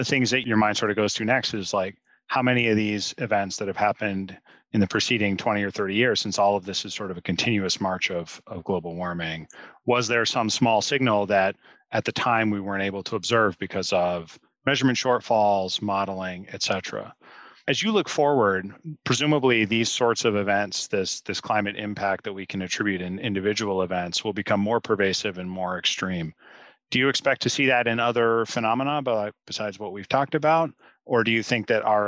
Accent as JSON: {"language": "English", "region": "Pacific Northwest", "country": "United States", "tie": "born or raised there", "said": "I grew up in the Pacific Northwest"}